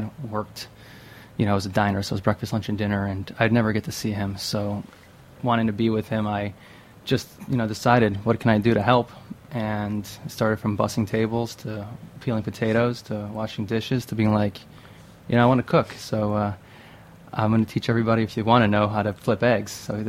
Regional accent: Western New York, United States; moved away as an adult; now in New York City, United States; I'm from Western New York

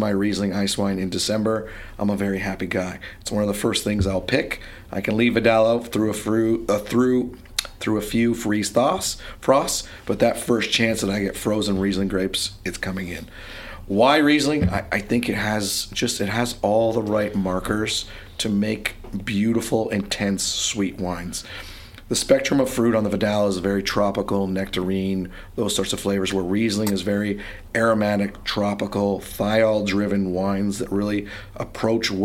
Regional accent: Ontario, Canada; being Canadian

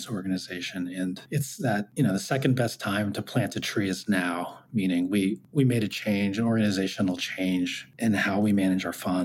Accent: United States; I'm Korean American

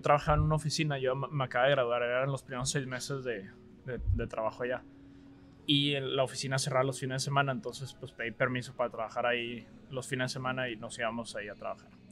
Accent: Monterrey, Nuevo León, Mexico; also born or lived in Austin, Texas / Dallas; yo soy de Monterrey. Pues, estudié prepa en el Tec Vallalto

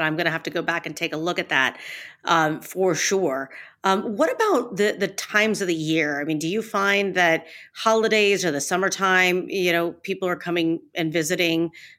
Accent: Ohio, United States; I've been out there and I'm from Ohio.

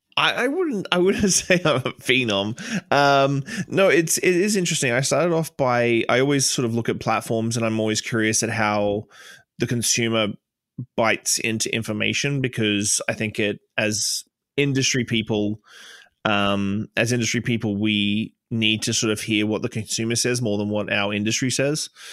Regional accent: Australia; moved away as an adult; now in Canada; a transplant from Australia. I've been here 15 years, um, but for some reason my accent won't wane

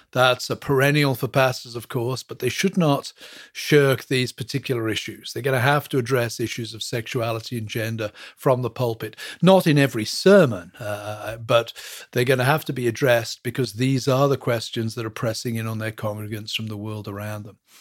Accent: England, United Kingdom; moved away as an adult; also born or lived in Western Pennsylvania; now in Pennsylvania, United States; I was born and brought up in England, moved here in two thousand one to teach at a seminary

